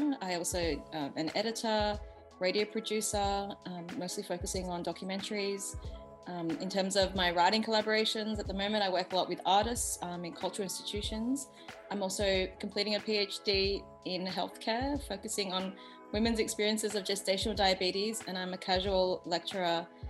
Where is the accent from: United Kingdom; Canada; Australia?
Australia; I was born and raised in Australia. My Vietnamese is fluent enough.